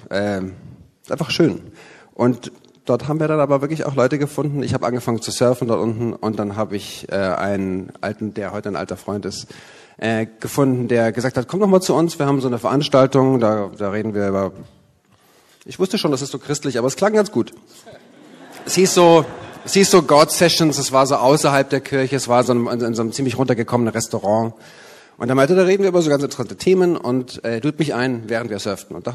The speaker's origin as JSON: {"language": "German", "region": "Berlin", "country": "Germany", "said": "Wir sind Berliner, nicht hier geboren, aber das ist unsere Heimat und es ist auch ein toller toller Start, wieder nach Berlin zurückzukommen."}